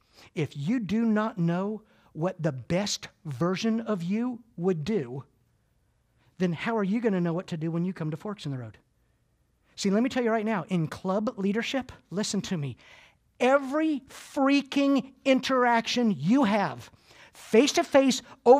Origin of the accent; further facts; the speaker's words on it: Clearwater, Florida, United States; born there; I was born here in Clearwater, but I live in the Deep South.